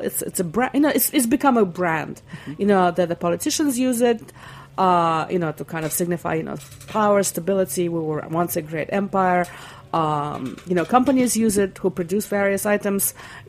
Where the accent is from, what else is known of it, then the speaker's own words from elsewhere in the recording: Russia; English is a second language; moved away; I grew up in the Soviet Union in the late 60s and early 70s. Before we immigrated in 1974.